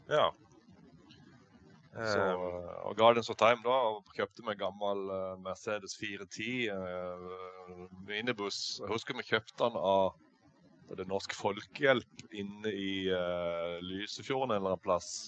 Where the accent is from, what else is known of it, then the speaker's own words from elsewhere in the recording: Eiken, Agder, Norway; Nei, jeg er oppvokst på en gard oppe i Eiken. Jeg er egentlig ikke fra Lyngdal, jeg er fra Eiken oppe i eh, Indre Agder. Jeg er oppvokst på en gard langt inn i skogen.